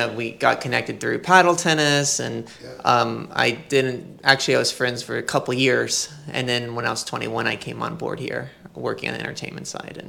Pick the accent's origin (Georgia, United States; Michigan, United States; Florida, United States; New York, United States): Florida, United States; I'm from Florida.